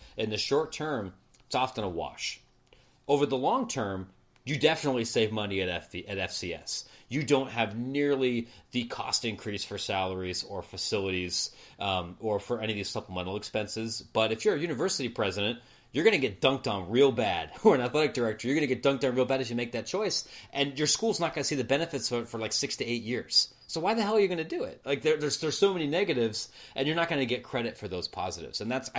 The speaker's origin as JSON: {"language": "English", "region": "Ohio", "country": "United States", "tie": "born or raised there", "said": "I grew up in Ohio."}